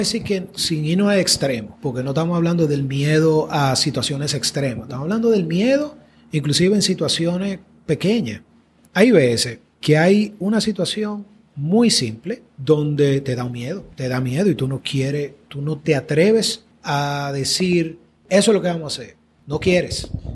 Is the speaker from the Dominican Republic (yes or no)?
yes; Dominican Republic